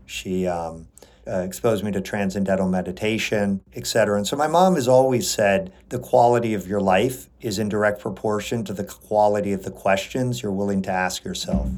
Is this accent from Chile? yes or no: yes; Chile; I grew up in Chile. My mother's American and my father's Chilean